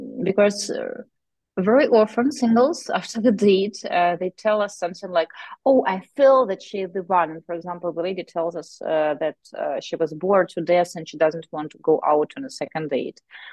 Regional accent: Ukraine; we are from Ukraine.

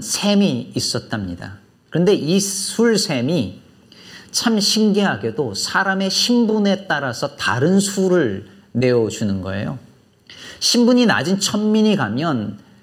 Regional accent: Jecheon, North Chungcheong, South Korea; now in Chicago, United States; 제 고향이 충북 제천인데

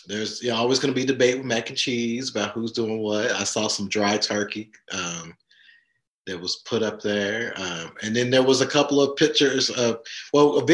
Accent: the South, United States; moved away; I am from the South. I am a Gen Xer from the South.

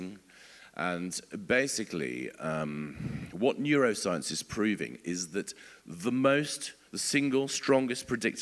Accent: England, United Kingdom; as English people

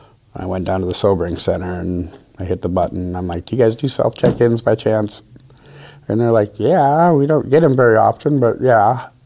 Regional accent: Midwest, United States; now in Grants Pass, United States; technically, Grants Pass isn't even my hometown. I'm from the Midwest.

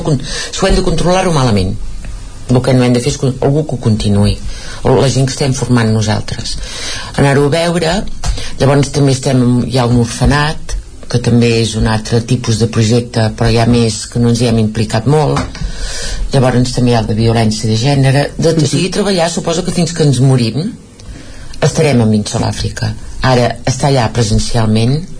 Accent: Vic, Catalonia, Spain; casa nostra és aquí a Vic nosaltres som de Vic

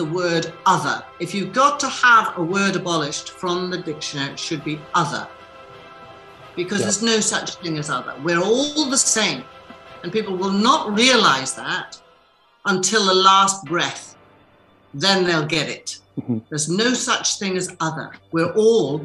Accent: Newcastle upon Tyne, North East England, United Kingdom; accent: Geordie; being a Geordie

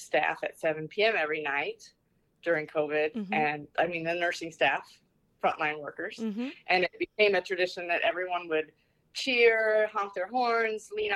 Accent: Southwest Iowa, United States; moved away as an adult; now in New York City, United States; I grew up in Southwest Iowa, and as a child, I remember Ragbri going past our farm

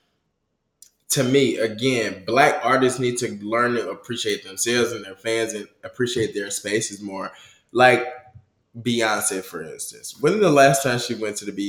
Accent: United States; I'm American

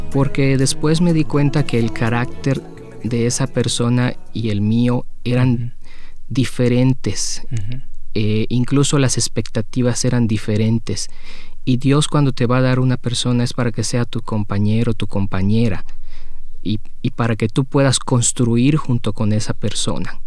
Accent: Mexico; yo vengo de México

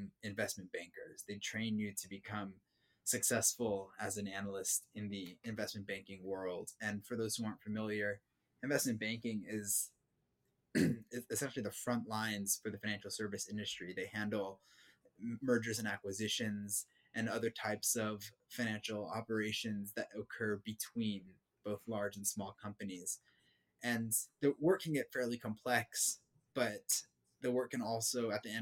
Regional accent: Irvine, California, United States; moved away as an adult; also born or lived in New York; I grew up in Southern California. I grew up in Irvine

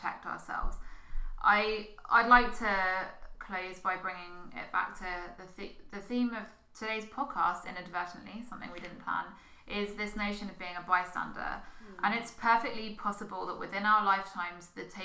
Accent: United Kingdom; just miles from where my hometown is on the south coast

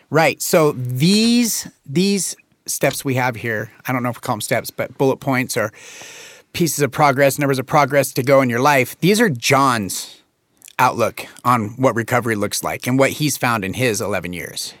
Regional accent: Jackson County, Oregon, United States; born or raised there

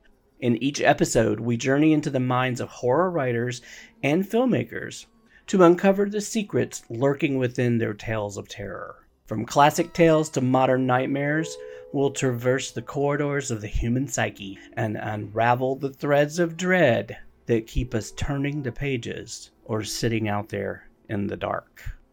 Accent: North Carolina, United States; now in Los Angeles, United States; I'm actually from North Carolina, and I'm from the foothills of the Blue Ridge Mountains. And so, like you said, where you are in Maine, that is the opposite for me. That's where I grew up.

